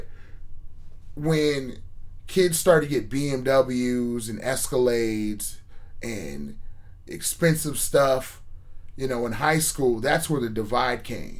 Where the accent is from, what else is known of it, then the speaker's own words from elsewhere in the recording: Menlo Park, California, United States; I grew up in Menlo Park.